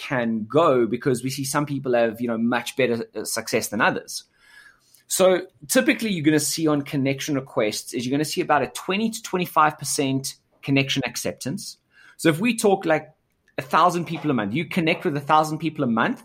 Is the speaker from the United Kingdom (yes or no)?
no; South Africa; I was born in South Africa and, you know, grew up here.